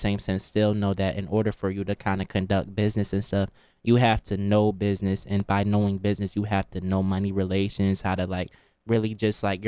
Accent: New Haven, Connecticut, United States; moved away as an adult; also born or lived in Washington, D.C.; I'm coming from New Haven, Connecticut

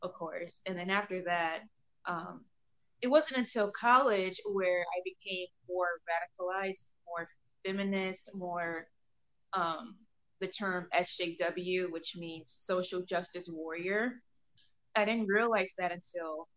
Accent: Illinois, United States; I'm from Illinois

